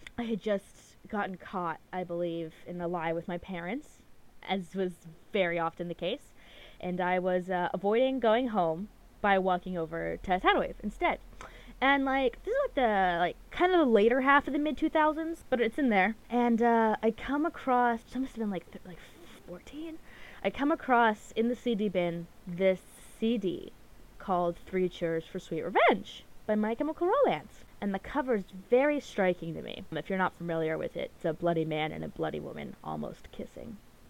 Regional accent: Anchorage, Alaska, United States; moved away; I grew up in Anchorage, and that is the biggest city in Alaska. It's, like, a pretty good-sized city. It's, like, 300,000. There's a ton of people there. But the problem is, the city is very spread out. It's very large, like, miles-wise.

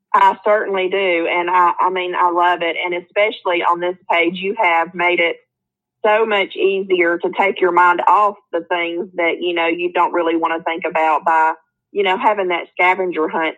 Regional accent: Hueytown, Alabama, United States; It is right off of Birmingham, Alabama. So that's where I usually say that I'm from because when I say Hueytown

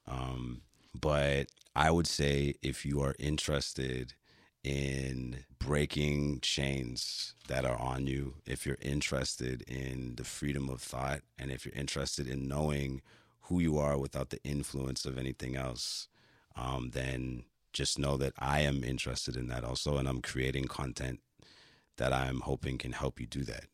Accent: Toronto, Ontario, Canada; also born or lived in Flemingdon Park, Toronto; born in Flemington Park, but I came of age in the Esplanade, downtown Toronto

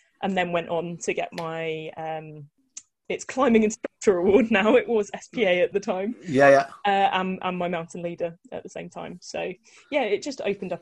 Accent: Newquay, South West England, United Kingdom; also born or lived in Exeter; I grew up in Cornwall. So I grew up near Newquay

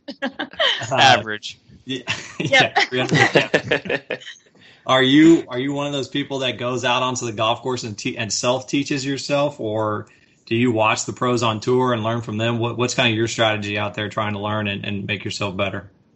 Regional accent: Houston, Texas, United States; also born or lived in Atlanta, Georgia; I was born in Atlanta, but I moved quickly to Houston

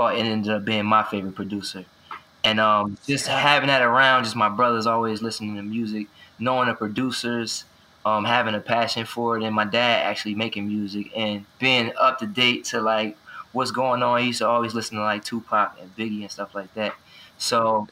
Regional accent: Chester, Pennsylvania, United States; I grew up in the Lamokin Village projects in Chester, Pennsylvania

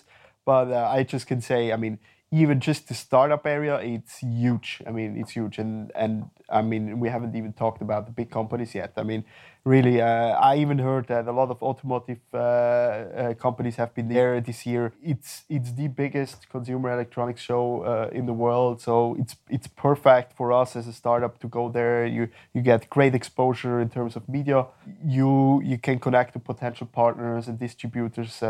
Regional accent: Winterthur, Zurich, Switzerland; also born or lived in Ireland / China; I was born in Winterthur and raised there.

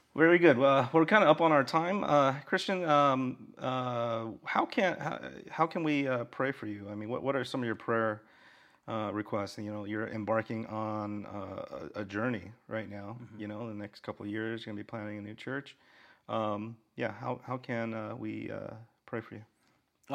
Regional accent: Orange County, California, United States; now in Honolulu, United States; Orange County, where I'm from

